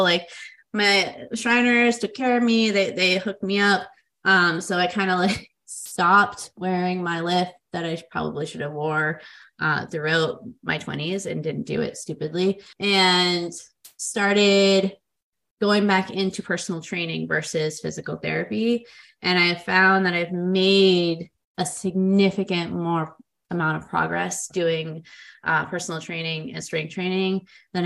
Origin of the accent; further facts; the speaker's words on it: Boston, Massachusetts, United States; Boston, beyond being my hometown where I grew up